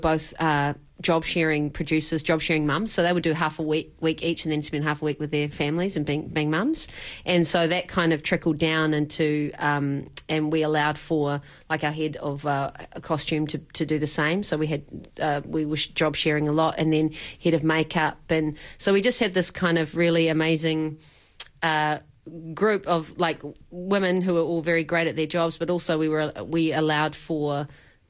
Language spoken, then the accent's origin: English; New Zealand; born or raised there